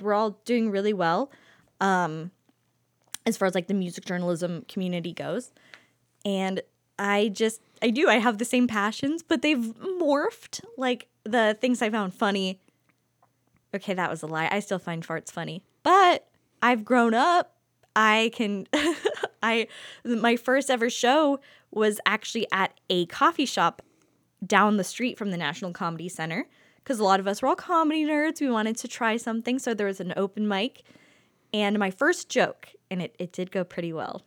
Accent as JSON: {"language": "English", "town": "Youngstown", "region": "Ohio", "country": "United States", "tie": "born or raised there", "moved": "yes", "said": "I come from Youngstown where people are already on their second kid right now"}